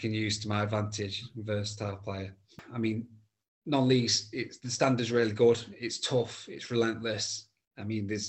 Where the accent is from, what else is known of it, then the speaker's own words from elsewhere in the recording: Mansfield, East Midlands, United Kingdom; I am from Mansfield, yeah. Born and raised in Mansfield.